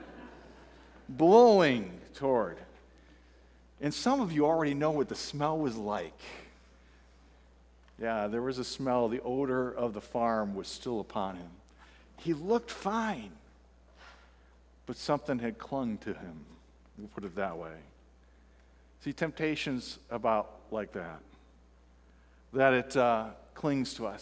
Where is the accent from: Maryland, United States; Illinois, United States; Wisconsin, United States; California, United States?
Illinois, United States; Fulton; born or raised there; moved away; also born or lived in Florida